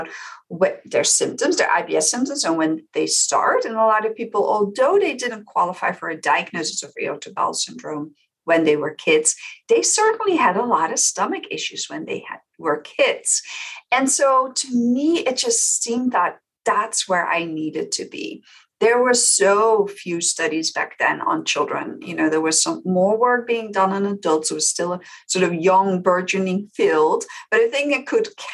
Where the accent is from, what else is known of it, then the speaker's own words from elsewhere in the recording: Netherlands; moved away as an adult; now in United States; I came to the US because I'm originally from the Netherlands